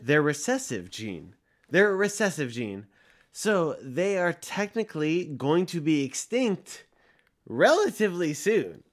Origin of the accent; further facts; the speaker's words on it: Los Angeles, California, United States; I was born in Woodland Hills